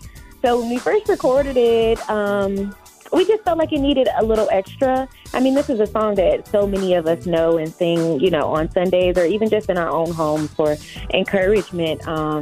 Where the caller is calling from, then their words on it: Detroit, Michigan, United States; Well, I am calling from Detroit, Michigan. I'm a church kid. I'm a church baby.